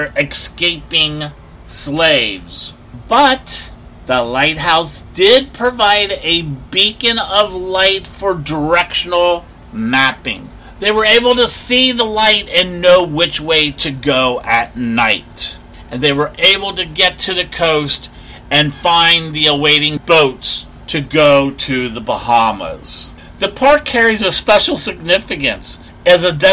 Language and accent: English; Cincinnati, Ohio, United States; my hometown of Cincinnati